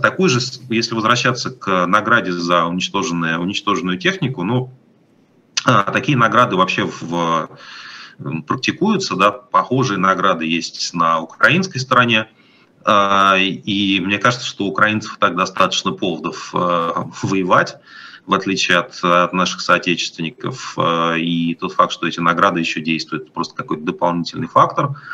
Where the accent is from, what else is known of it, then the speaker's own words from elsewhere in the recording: Moscow, Russia; moved away as an adult; now in Europe; я из Москвы